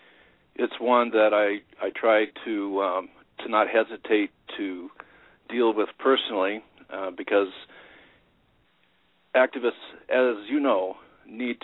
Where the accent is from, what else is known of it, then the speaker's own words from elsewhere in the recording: Topeka, Kansas, United States; also born or lived in Northeast Iowa; now in Iowa, United States; I was born and raised in Topeka